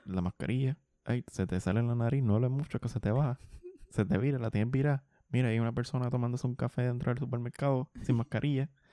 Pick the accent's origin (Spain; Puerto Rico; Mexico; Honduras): Puerto Rico; Bayamón; Yo soy de Santa Juanita